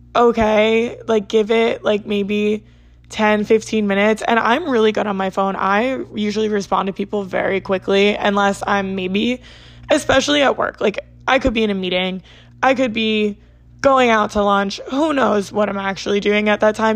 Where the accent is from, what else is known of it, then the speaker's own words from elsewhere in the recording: New Jersey, United States; I'm from South Jersey